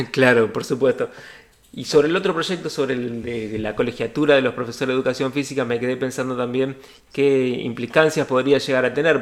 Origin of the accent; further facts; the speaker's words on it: Argentina; Los argentinos y argentinas